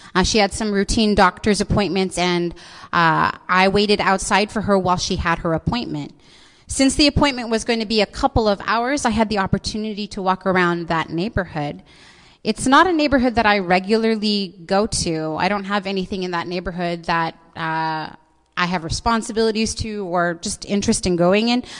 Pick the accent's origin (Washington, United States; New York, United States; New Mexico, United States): Washington, United States; Seattle; I was born and raised in this city